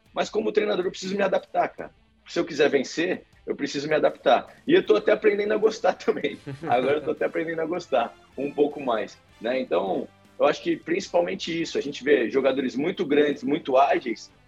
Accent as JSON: {"language": "Portuguese", "country": "Brazil", "said": "a gente é brasileiro"}